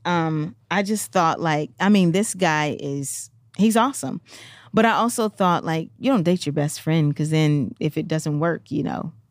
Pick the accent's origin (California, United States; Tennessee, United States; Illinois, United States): Tennessee, United States; Memphis; I'm from Memphis